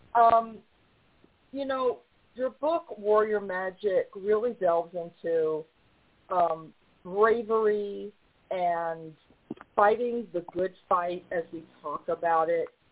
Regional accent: New York, United States; also born or lived in the South; now in Southern United States; I live in the South now. I'm from New York

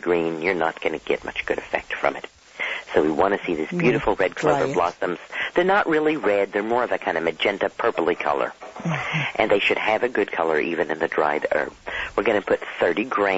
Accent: Dallas, Texas, United States; I grew up in Dallas, Texas

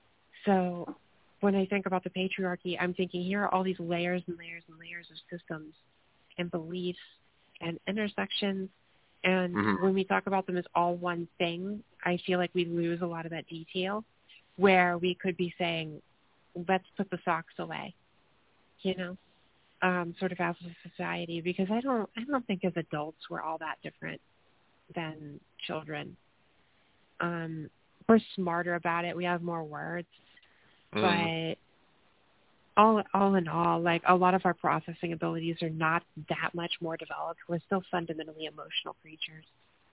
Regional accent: Appalachia, United States; Like, I grew up in Appalachia. That was my life. I mean, I grew up in Klan territory. I grew up in a place where there's this road that was supposed to come through my town growing up.

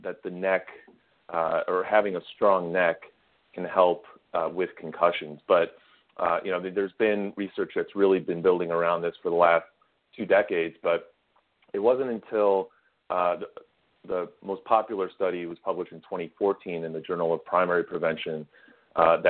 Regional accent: Chicago, Illinois, United States; moved away as an adult; also born or lived in Rochester, New York / Washington, D.C. / Austin, Texas; I played pretty much every sport growing up in Chicago

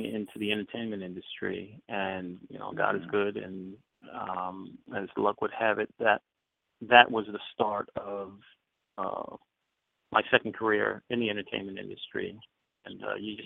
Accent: New York, United States; moved away as an adult; now in California, United States; I'm originally from New York, Queens, New York, and I came out here to California for on a job transfer

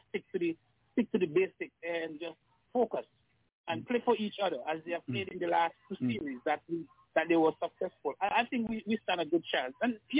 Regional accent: South River, Charlotte, St. Vincent & Grenadines; I'm from South River.

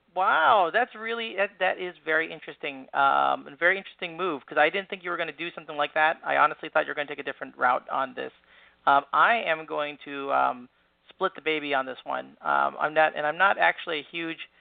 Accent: Chicago, Illinois, United States; my hometown Bears

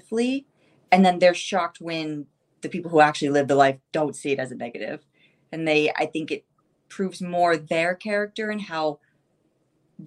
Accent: Ohio, United States; also born or lived in Siberia, Russia; I grew up in the middle of nowhere, cornfield city

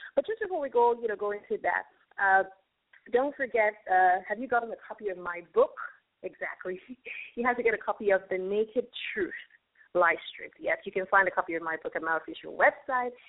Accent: Nigeria; also born or lived in Lagos, Nigeria

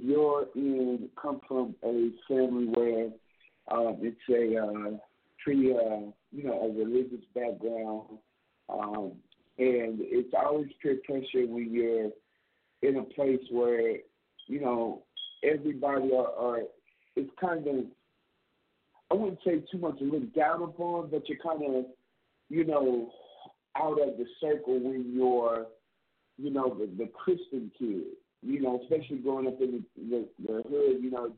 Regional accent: Plano, Texas, United States; I am originally from Plano, Texas

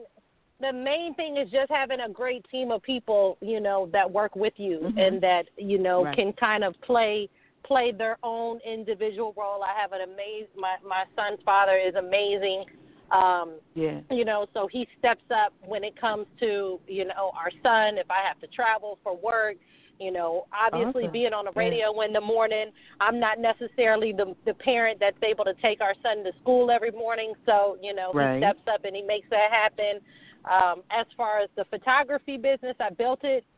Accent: Hampton, Virginia, United States; moved away as an adult; now in Atlanta, United States; I was born and raised in Hampton, Virginia.

